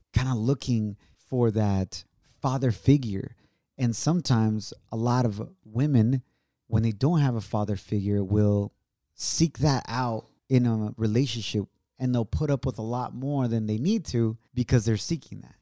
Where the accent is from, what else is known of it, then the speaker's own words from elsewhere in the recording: Ocotlán, Jalisco, Mexico; moved away; it's about an hour away from Ocotlán, which is my hometown